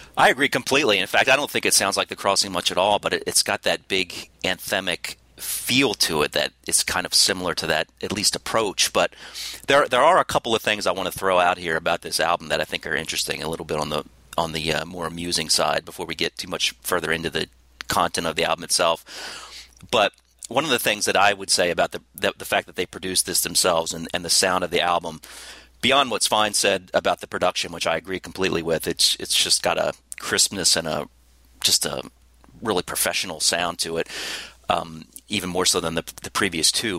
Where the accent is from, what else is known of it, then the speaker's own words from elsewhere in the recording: United States; as an American